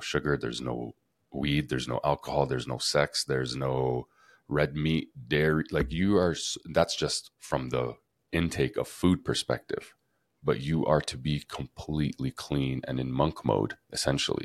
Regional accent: Canada; moved away as an adult; now in Costa Rica; growing up in Canada

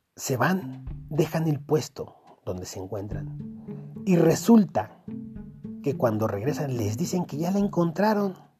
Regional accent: Mexico; como mexicano

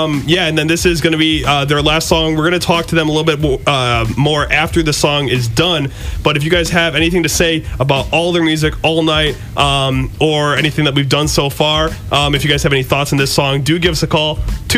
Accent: Detroit, Michigan, United States; …'s one of my favorite rappers of all time growing up in Detroit.

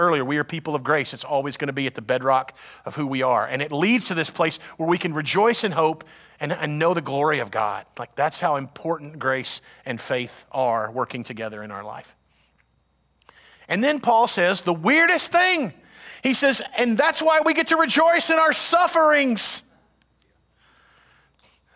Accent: United States; We're Americans

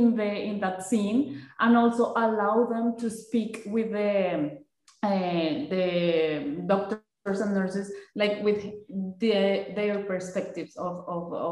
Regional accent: Colombia; moved away; I am from Colombia.

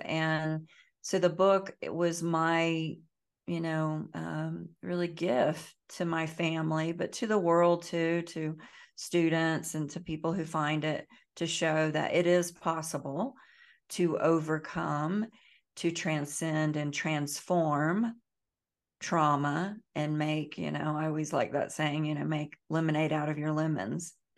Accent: the Bible Belt, the South, United States; I grew up in the South, in the Bible Belt, I grew up, um, very poor

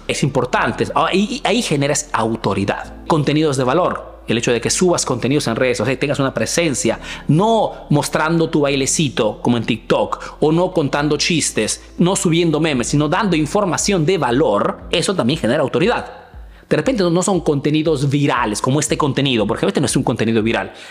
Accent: Peru; now in Italy

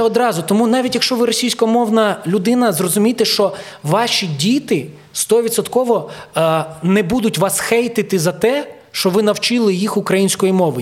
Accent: Ukraine; also born or lived in Kyiv; я народився в Україні

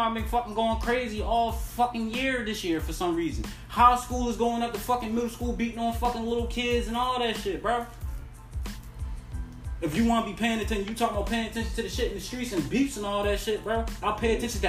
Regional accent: Baltimore, Maryland, United States; I come from Baltimore

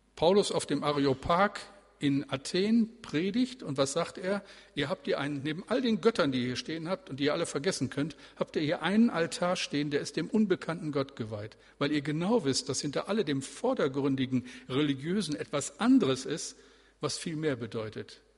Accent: Bremen, Germany; Also wir leben hier, aber äh, wir sind Bremer

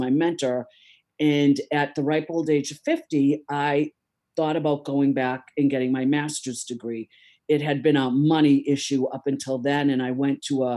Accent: Easton, United States; I grew up in Easton

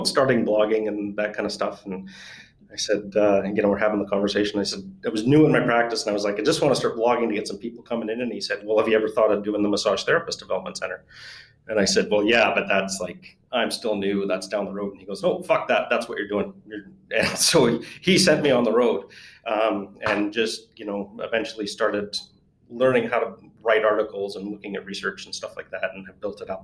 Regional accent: Canada; being Canadian

